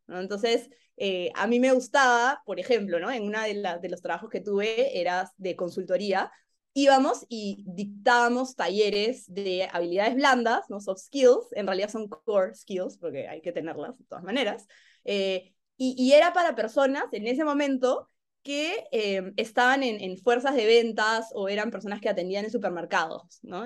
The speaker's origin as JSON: {"language": "Spanish", "country": "Peru", "moved": "as an adult", "said": "yo he sentido como peruana"}